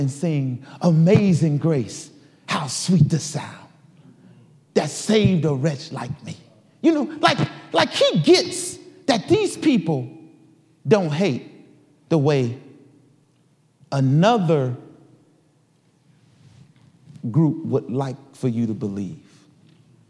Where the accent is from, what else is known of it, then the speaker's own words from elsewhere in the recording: Detroit, Michigan, United States; I grew up in Detroit, Michigan